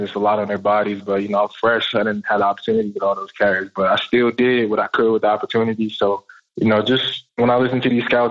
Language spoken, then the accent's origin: English; New York City, New York, United States; moved away; also born or lived in North Carolina; I grew up in New York in the Bronx, and then I had moved to North Carolina